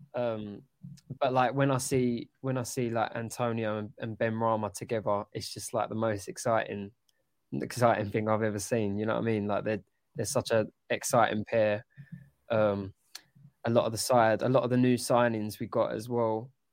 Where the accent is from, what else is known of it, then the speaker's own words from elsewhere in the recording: London, United Kingdom; I grew up in Upton Park